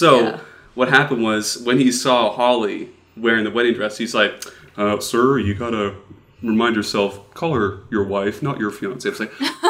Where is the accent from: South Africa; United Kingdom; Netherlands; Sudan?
Netherlands; accent: Dutch; It's my Dutch accent.